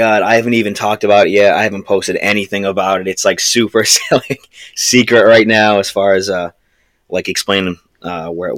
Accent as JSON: {"language": "English", "region": "Massachusetts", "country": "United States", "said": "We're from the Northeast, you know, Massachusetts. That's where we're from"}